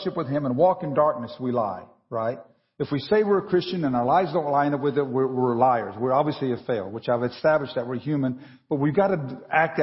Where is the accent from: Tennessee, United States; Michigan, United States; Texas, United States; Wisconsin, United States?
Texas, United States; moved away; I grew up in Texas.